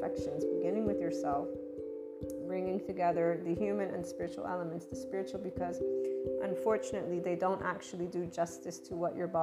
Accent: United States; I am born and raised in the United States, even though I'm bicultural

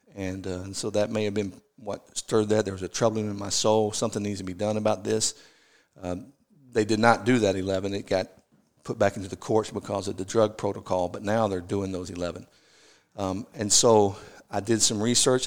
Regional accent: Tennessee, United States; growing up in Tennessee

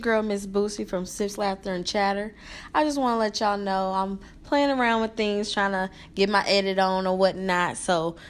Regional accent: South Bend, Indiana, United States; I'm from the Midwest as well. South Bend

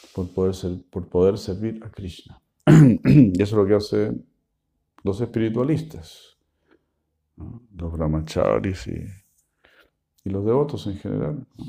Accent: Argentina; como buenos argentinos que somos

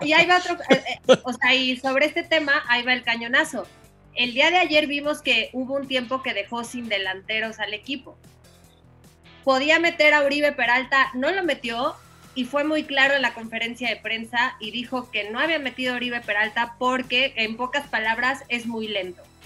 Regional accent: Mexico; moved away; also born or lived in Colombia; estar otra vez en mi país

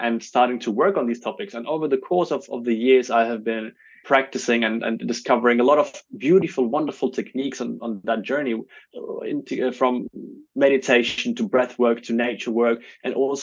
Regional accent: Germany; also born or lived in Belarus; when I was very young, my family emigrated to Germany

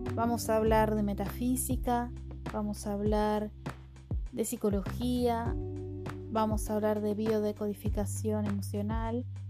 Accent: Buenos Aires, Argentina; soy de Buenos Aires, Argentina

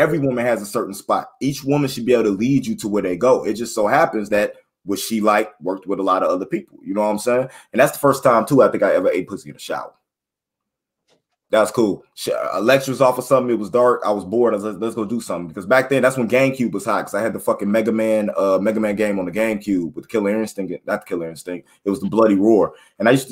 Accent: New York City, New York, United States; I was from the Bronx

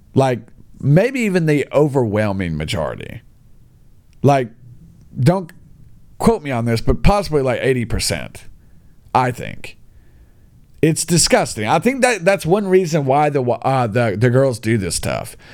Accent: United States; now in China; me being an American guy

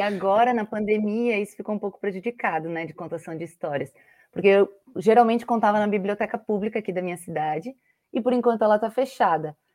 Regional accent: Blumenau, Santa Catarina, Brazil; now in Florianópolis, Brazil; sou natural de Blumenau, moro em Florianópolis

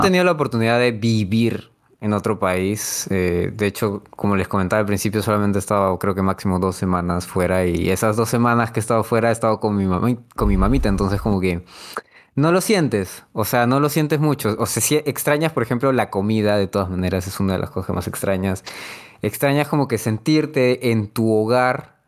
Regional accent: Peru; los peruanos de por sí tenemos algo místico

